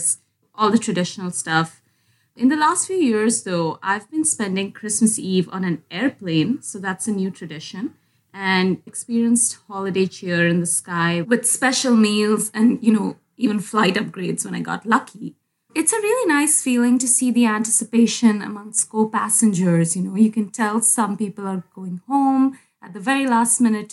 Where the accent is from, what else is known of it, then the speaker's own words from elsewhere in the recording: Montreal, Quebec, Canada; now in Toronto, Canada; I'm from Montreal